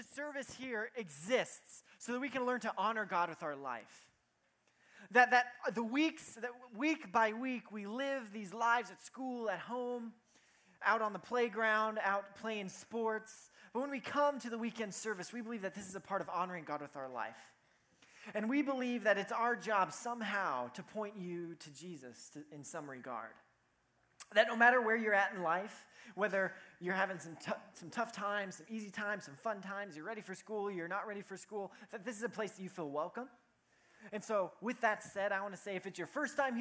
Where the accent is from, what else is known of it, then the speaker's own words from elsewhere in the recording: Cody, Wyoming, United States; moved away as an adult; my hometown is called Cody, Wyoming. And I lived there for 18 years of my life.